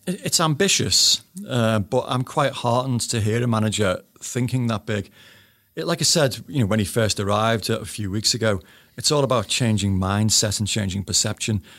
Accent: Bootle, North West England, United Kingdom; I was brought up in Bootle

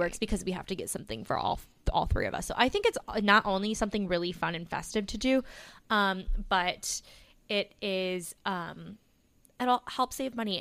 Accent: Plainfield, Illinois, United States; I'm from Plainfield

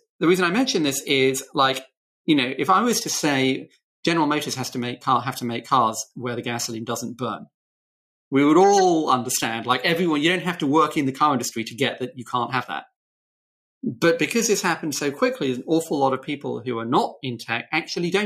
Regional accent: United Kingdom; I'm British.

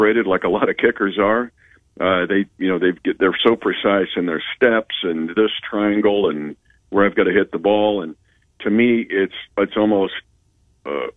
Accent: Smith Center, Kansas, United States; A little kid growing up in North Central Kansas at Smith Center

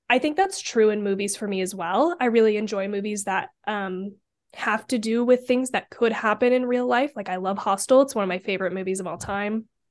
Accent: Idaho, United States; I'm from Idaho

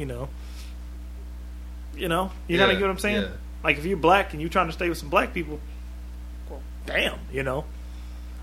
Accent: Washington, United States; moved away; we're from Washington State too

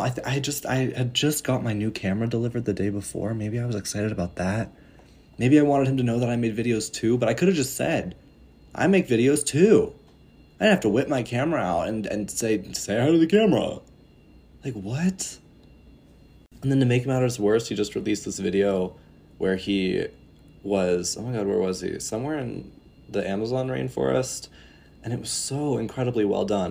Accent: northern Colorado, United States; also born or lived in Illinois / Germany; now in Netherlands; I'm currently here in northern Colorado, For those of you who have been following me for a while, you would know that this is where I'm from. Um, I was born in Illinois, and then I moved here for eleven years before moving to Germany

